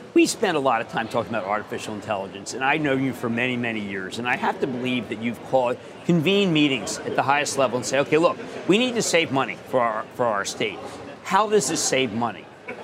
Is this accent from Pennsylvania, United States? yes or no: yes; Pennsylvania, United States; I'm from Pennsylvania